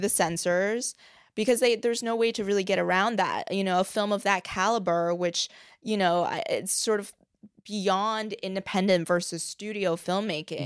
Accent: Beijing, China; moved away; when I was growing up in China, in Beijing, my grandmother actually managed a movie theater

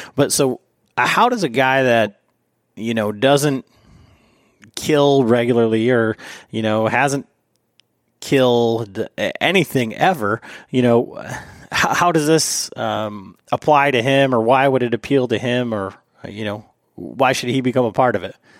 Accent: Michigan, United States; I'm from Michigan.

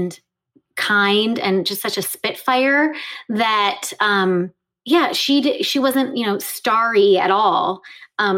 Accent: Spring Lake, Michigan, United States; I grew up in Michigan, Western Michigan

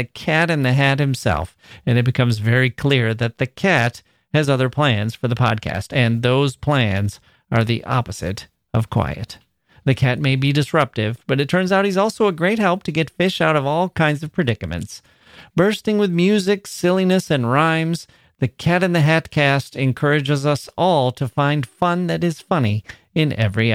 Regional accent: Midwest, United States; I'm a Midwesterner

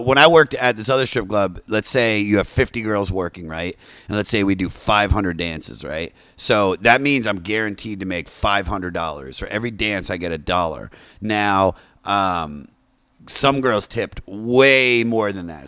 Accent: Washington, D.C. area in Maryland, United States; also born or lived in Baltimore, Maryland; I grew up in the Washington, D C area in Maryland, and then I moved to Baltimore, like, halfway through my life

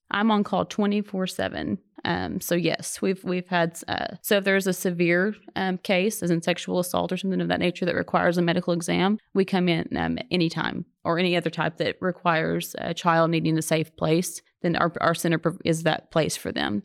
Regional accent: Oklahoma, United States; accent: Oklahoma

